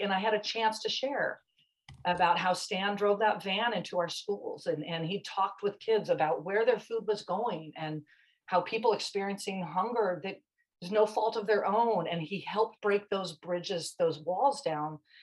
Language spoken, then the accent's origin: English; Irvine, California, United States; I grew up in Irvine